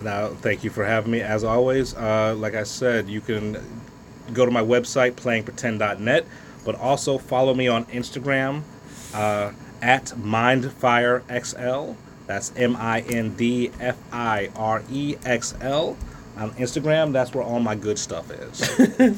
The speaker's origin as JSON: {"language": "English", "country": "United States", "said": "I'm an American. I'm you know red, white, and blue until"}